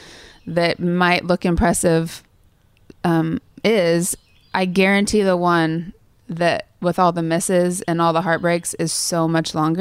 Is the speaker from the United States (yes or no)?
yes; Sterling, Kansas, United States; moved away; I was the church pianist at the Methodist Church in Sterling, Kansas